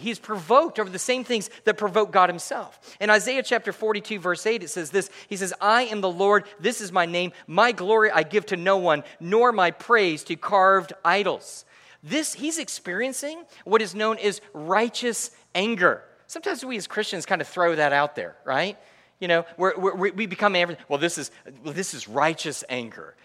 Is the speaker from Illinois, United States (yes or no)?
no; Connecticut, United States; moved away; also born or lived in New York; I am from Connecticut